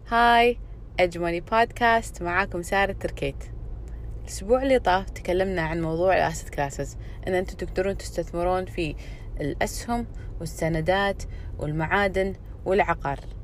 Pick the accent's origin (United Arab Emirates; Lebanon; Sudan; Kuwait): Kuwait; عندنا بالكويت او يعني بالخليج